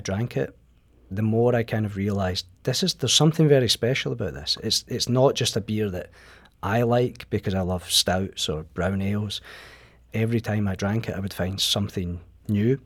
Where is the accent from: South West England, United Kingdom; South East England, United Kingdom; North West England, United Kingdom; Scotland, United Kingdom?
Scotland, United Kingdom; moved away as an adult; now in St. Louis, United States; maybe tell by my accent that I'm not originally from Saint Louis. Um, I come from Scotland, moved here about five years ago.